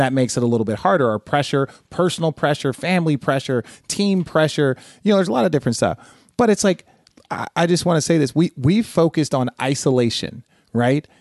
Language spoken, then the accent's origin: English; Phoenix, Arizona, United States; born or raised there; also born or lived in Los Angeles, California